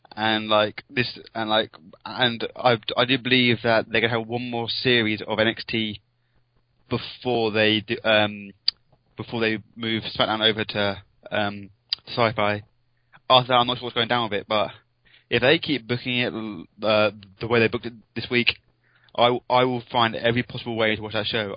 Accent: England, United Kingdom; I'm English

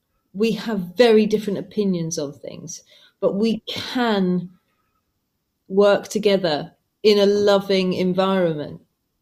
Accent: England, United Kingdom; I mean, I'm from England. Guys are from America.

